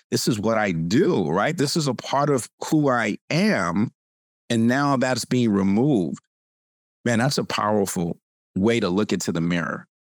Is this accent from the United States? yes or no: yes; California, United States; I'm from California.